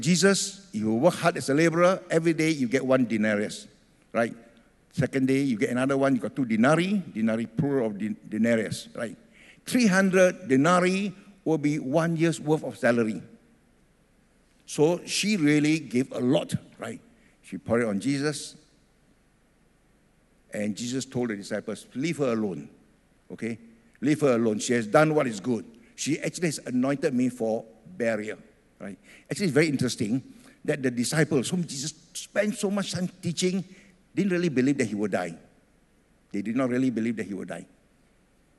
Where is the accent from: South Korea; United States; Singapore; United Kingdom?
Singapore; also born or lived in Ethiopia; I grew up in Singapore